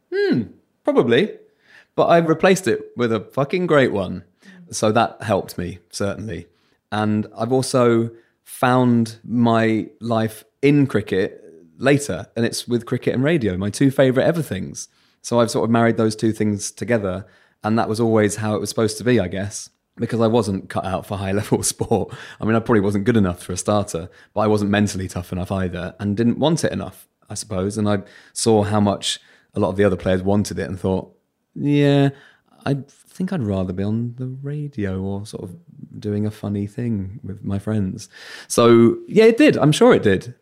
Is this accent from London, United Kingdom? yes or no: yes; Bromley, London, United Kingdom; accent: Southern; It's very normal Bromley-based childhoods